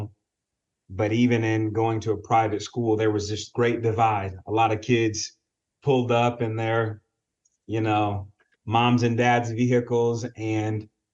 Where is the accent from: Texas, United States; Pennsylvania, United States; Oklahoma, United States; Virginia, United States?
Oklahoma, United States; Tulsa; growing up in Tulsa